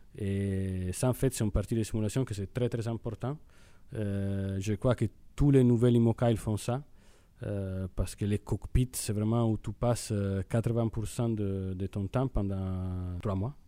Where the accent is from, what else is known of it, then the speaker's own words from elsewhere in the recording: Italy; accent: Italian; French is a second language; moved away as an adult; now in Brittany, France; je suis italien peut-être l'accent c'est c'est assez évident